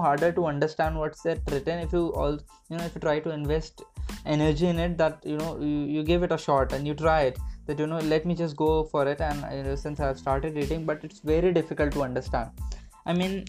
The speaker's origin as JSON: {"language": "English", "region": "Delhi", "country": "India", "said": "I am from Delhi"}